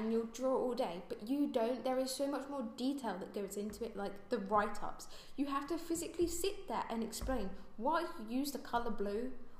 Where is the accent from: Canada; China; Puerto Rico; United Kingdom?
United Kingdom; London; I'm just from London. No, Southwest London